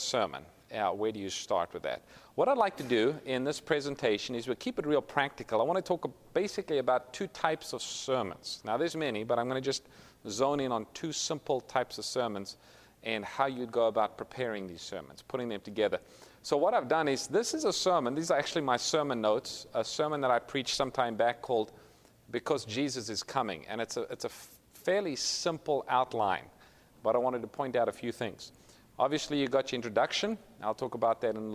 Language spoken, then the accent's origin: English; South Africa; moved away as an adult; now in Sacramento, United States; Originally, I'm from South Africa, so if you pick up a little bit of an accent, that's what it is